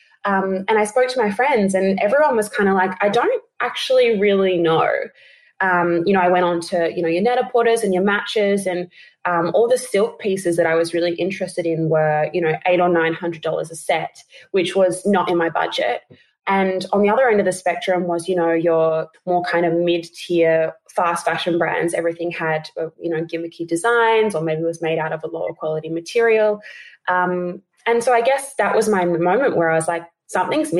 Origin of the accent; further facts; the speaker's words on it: Adelaide, South Australia, Australia; now in Sydney, Australia; I'm originally from Adelaide.